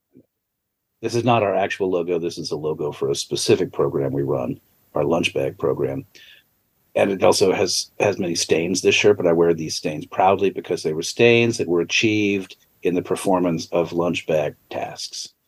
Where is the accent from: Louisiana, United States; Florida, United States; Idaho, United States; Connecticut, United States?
Connecticut, United States; I grew up in Connecticut.